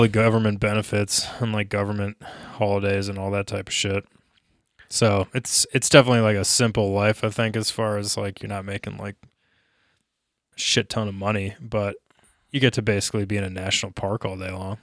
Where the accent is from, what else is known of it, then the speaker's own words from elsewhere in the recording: Minnesota, United States; now in Denver, United States; growing up in Minnesota